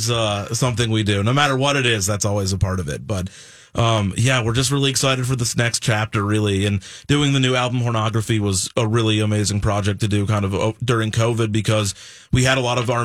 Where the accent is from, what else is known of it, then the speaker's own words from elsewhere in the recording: Omaha, Nebraska, United States; moved away as an adult; also born or lived in New York; We grew up in Omaha, Nebraska. And then went straight to New York after that.